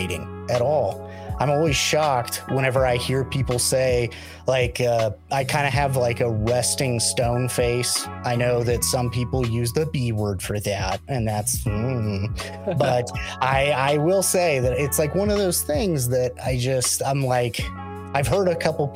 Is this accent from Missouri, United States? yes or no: yes; Christian County, Southwest Missouri, United States; moved away; I grew up in Southwest Missouri and specifically Christian County.